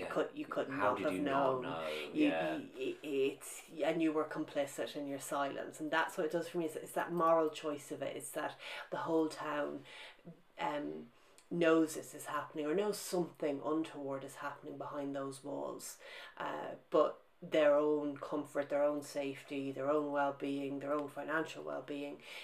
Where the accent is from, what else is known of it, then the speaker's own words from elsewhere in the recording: Ireland; moved away as an adult; also born or lived in Britain; now in United Kingdom; my own experience of growing up in Ireland